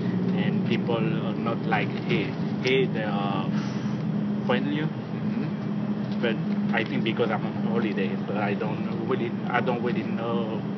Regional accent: Tours, Centre-Val de Loire, France; English is a second language; moved away as an adult; also born or lived in London, United Kingdom; now in Paris, France; I'm from a city called Tours. Mm-hmm. It's the center of France.

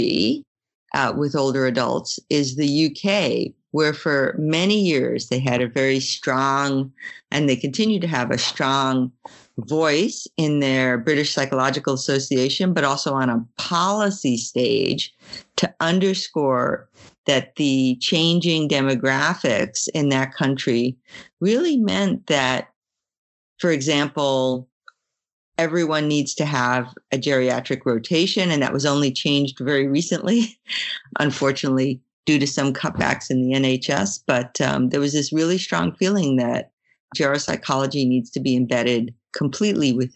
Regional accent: Brisbane, Queensland, Australia; my hometown, which is Brisbane

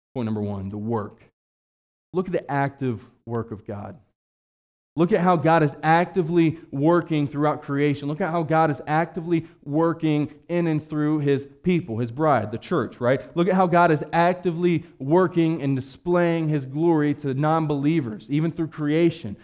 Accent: West Virginia, United States; I'm from West Virginia

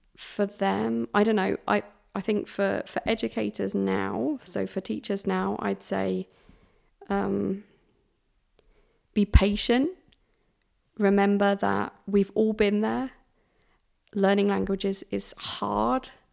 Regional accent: United Kingdom; It's being British

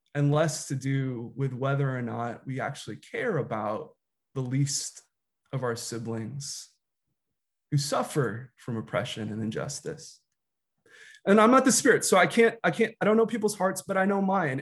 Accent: Chicago, Illinois, United States; I was, uh, a kid growing up in Chicago in the nineties

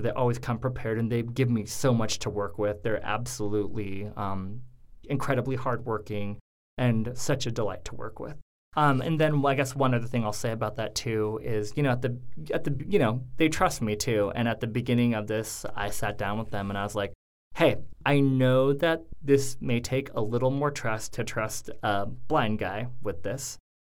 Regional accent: Coeur d'Alene, Idaho, United States; moved away; I actually grew up in a uh, semi small town in Idaho called Coeur d'Alene

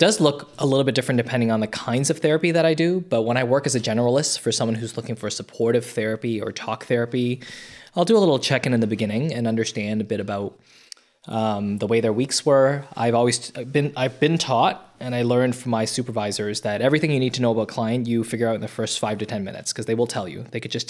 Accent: Toronto, Ontario, Canada; So I grew up in North Toronto. I was an immigrant, and then I moved to North Toronto

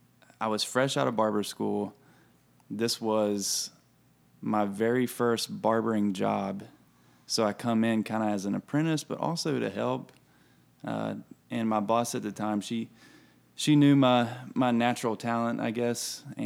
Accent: Salt Rock, West Virginia, United States; moved away; also born or lived in Wilmington, North Carolina; I grew up in West Virginia.

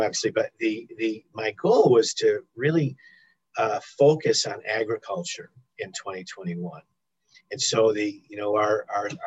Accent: New England, United States; being that I'm from New England

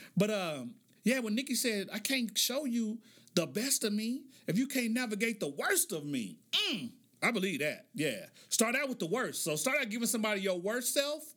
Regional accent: Oklahoma City, Oklahoma, United States; I grew up in Oklahoma City.

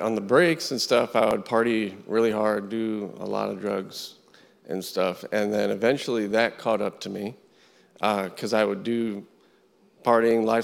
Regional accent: Fort Lauderdale, Florida, United States; I'm originally from South Florida, Fort Lauderdale area

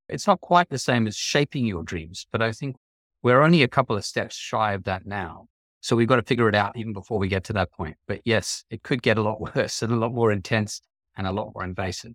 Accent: Australia; also born or lived in New York City, United States; now in Connecticut, United States; I grew up in Australia

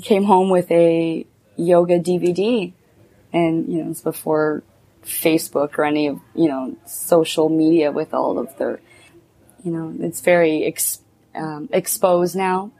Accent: Cornwall, Ontario, Canada; moved away; I'm between Montreal and Ottawa

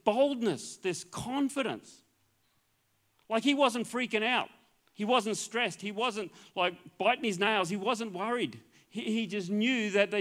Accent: Queensland, Australia; I'm a Queenslander.

